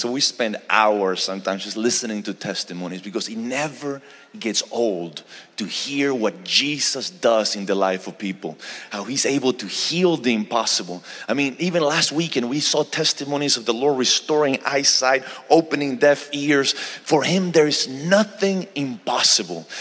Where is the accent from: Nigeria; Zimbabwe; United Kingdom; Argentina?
Argentina; now in Houston, United States; I'm originally from Argentina, South America and uh, but we reside in houston texas